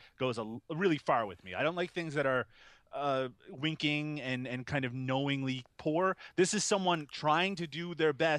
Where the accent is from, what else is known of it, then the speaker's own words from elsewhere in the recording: Canada; because I'm Canadian, my pronunciation is a little off sometimes